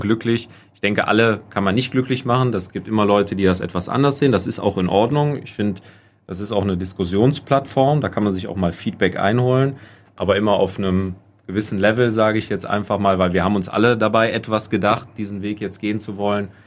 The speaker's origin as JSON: {"language": "German", "town": "Hinsbeck", "region": "North Rhine-Westphalia", "country": "Germany", "tie": "born or raised there", "said": "meine Heimat, meine, mein Heimatdorf Hinsbeck"}